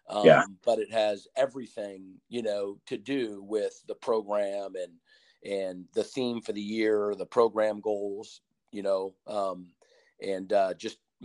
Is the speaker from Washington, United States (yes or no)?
no; Ohio, United States; I'm from Seattle in Ohio